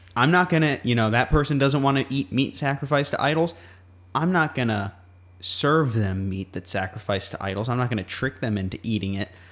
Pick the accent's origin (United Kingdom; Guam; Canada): Guam; moved away; growing up on Guam